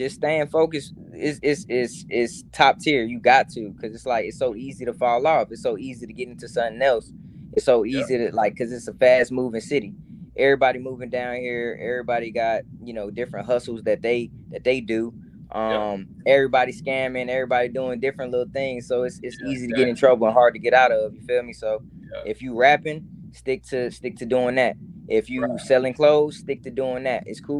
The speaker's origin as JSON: {"language": "English", "town": "Atlanta", "region": "Georgia", "country": "United States", "tie": "born or raised there", "said": "But growing up in Atlanta, it was pretty dope, you know what I mean?"}